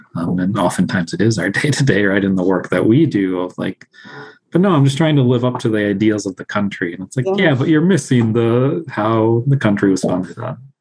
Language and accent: English; Sterling, Illinois, United States; also born or lived in Mexico City, Mexico; I was born and raised in Sterling, Illinois, um, but I grew up in Mexico City.